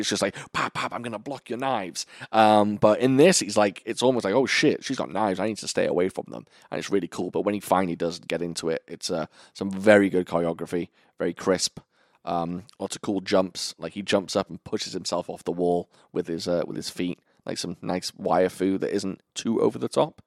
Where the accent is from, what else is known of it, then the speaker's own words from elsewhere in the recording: United Kingdom; I'm British